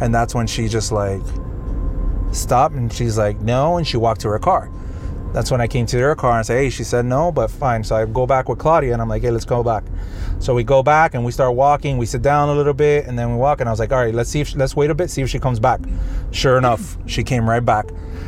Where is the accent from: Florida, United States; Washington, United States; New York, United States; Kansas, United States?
Florida, United States; Miami; I was like, I'm actually from Miami